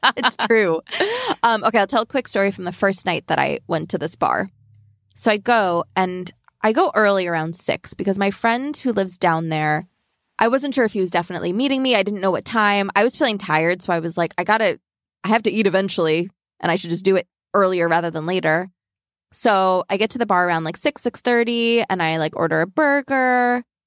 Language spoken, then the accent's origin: English; Long Island, New York, United States; I'm from Long Island